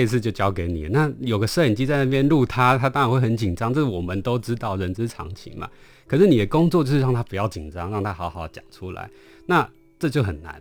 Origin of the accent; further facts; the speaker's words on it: Taiwan; 他们跟我们台湾这边遥遥相望